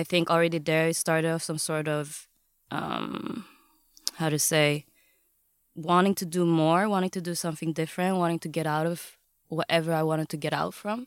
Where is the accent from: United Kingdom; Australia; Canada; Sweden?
Sweden; Gothenburg, Västra Götaland; also born or lived in Vietnam (ancestry); I'm born and raised, um, in Gothenburg, Sweden